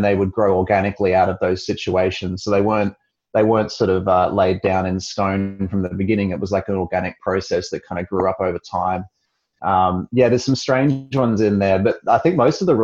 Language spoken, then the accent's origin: English; Perth, Western Australia, Australia; also born or lived in Sydney; practicing in Perth, which is my hometown